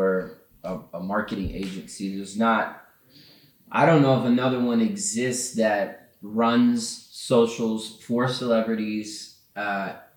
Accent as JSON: {"language": "English", "town": "Columbia", "region": "South Carolina", "country": "United States", "tie": "born or raised there", "also_born_or_lived": "Atlanta", "moved": "as an adult", "said": "I'm originally from Columbia, South Carolina"}